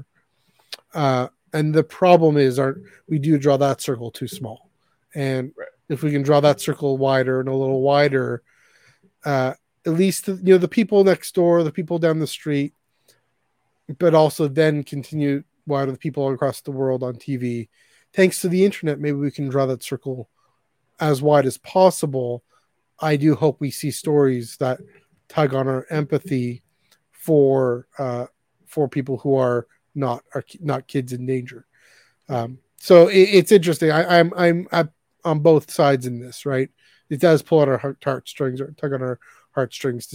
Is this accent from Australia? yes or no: no; Canada; Canada, we never really had that sense of patriotism